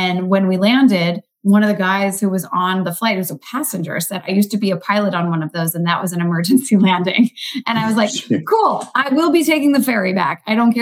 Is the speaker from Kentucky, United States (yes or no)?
yes; Kentucky, United States; moved away; also born or lived in New York City; growing up in Kentucky.